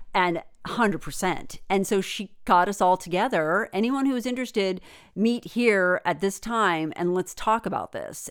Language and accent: English; United States; there were two Americans, me and another girl